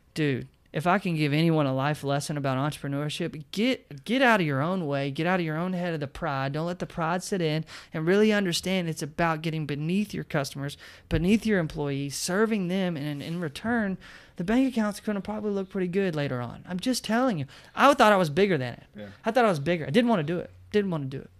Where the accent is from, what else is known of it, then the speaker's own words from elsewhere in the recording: Bowling Green, Kentucky, United States; also born or lived in Florida / Nashville; born and raised in Bowling Green, Kentucky